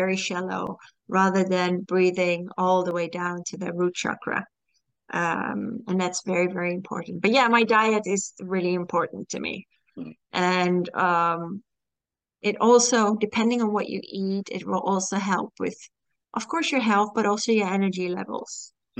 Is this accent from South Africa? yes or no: no; Singapore; also born or lived in Malaysia; Yeah, I grew up in Singapore, Malaysia, so that's different too.